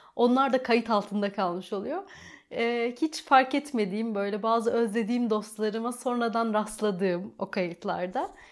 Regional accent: Trabzon, Turkey; first language Turkish; also born or lived in Rize / Çamlıhemşin; okul dönemim tamamıyla Trabzon'da başlıyor

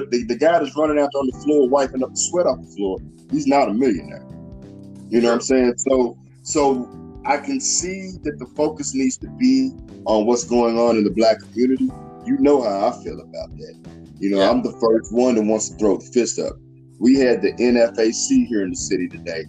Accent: Louisville, Kentucky, United States; my hometown, your hometown too, Louisville, Kentucky

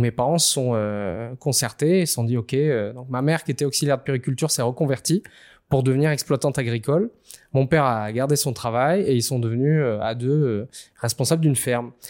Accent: Réunion; j'ai grandi à La Réunion

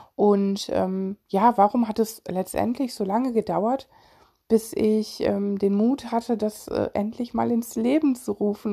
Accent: Solingen, North Rhine-Westphalia, Germany; ich komme aus Solingen

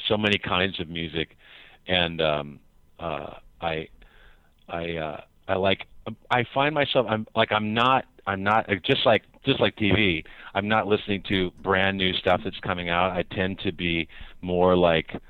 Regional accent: Seattle, Washington, United States; also born or lived in Anacortes, Washington; Once I was a teenager, we moved from Seattle to the little town of Anacortes where I went to high school

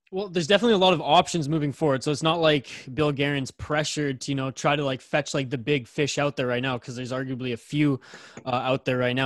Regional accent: Canada; I'm the Canadian on this podcast

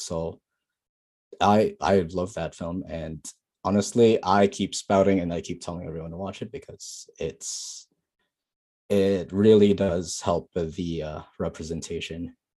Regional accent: Philippines; now in Canada; we're Filipino. We have a lot of English in our country

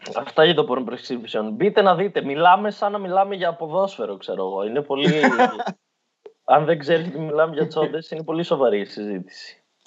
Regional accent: Evros, Eastern Macedonia and Thrace, Greece; moved away; εμείς που στον Εύρο είχαμε Τούρκους μέχρι το 1920, ξέρω εγώ, είμαστε Έλληνε

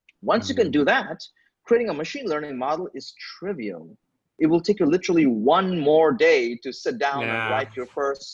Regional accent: India; I'm from India

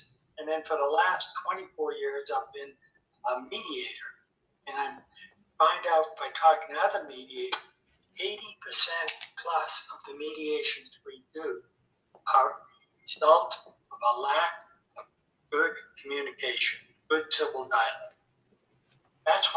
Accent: United States; I was brought up in the United States

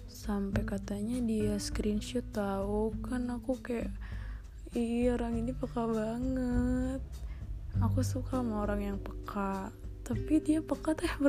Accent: North Sumatra, Indonesia; pernah bilang aku Batak dan aku harus sama orang Batak

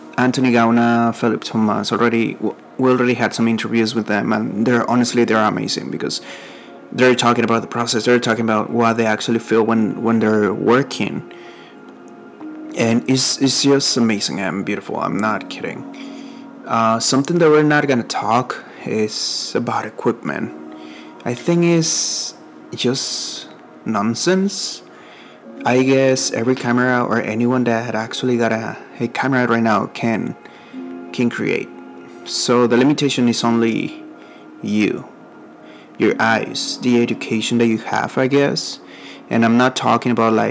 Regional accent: Mexico; accent: Mexican; first language Spanish; English is a second language; now in San Antonio, United States; I'm from Mexico, and I live here in San Antonio, Texas.

